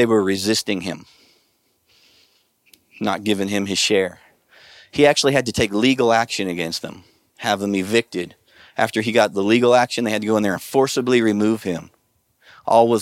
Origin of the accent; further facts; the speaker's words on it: Nebraska, United States; So I'm from Nebraska, and I know how, you know, I grew up in an agricultural area